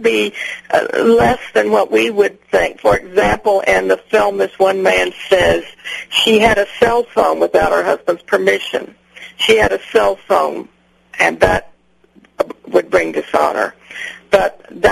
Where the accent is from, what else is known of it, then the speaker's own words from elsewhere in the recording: San Antonio, Texas, United States; also born or lived in northern New Mexico; I'm from San Antonio, Texas